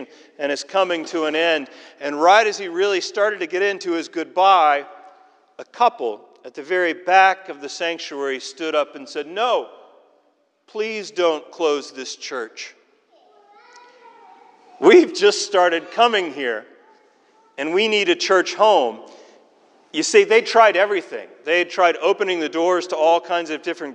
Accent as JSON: {"language": "English", "region": "Tennessee", "country": "United States", "tie": "born or raised there", "moved": "as an adult", "lives_now": "Scotland, United Kingdom", "said": "growing up in Tennessee"}